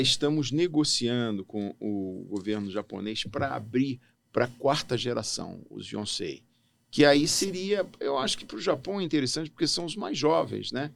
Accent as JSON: {"language": "Portuguese", "town": "Brasília", "region": "Federal District", "country": "Brazil", "tie": "born or raised there", "also_born_or_lived": "Natal, Rio Grande do Norte", "moved": "as an adult", "lives_now": "Hamamatsu, Japan", "said": "eu nasci em Natal, vim para Brasília com seis anos de idade e fiz toda a minha trajetória escolar é, aqui, no, aqui em Brasília"}